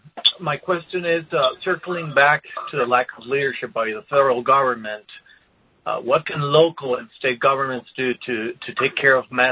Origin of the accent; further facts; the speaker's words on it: Durango, Mexico; moved away; my hometown is from Durango, Mexico